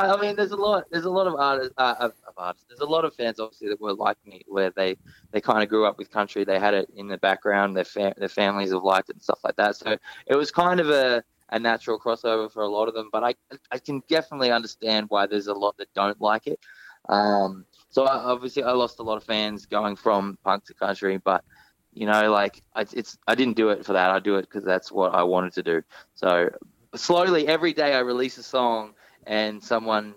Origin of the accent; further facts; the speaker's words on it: Australia; being Australian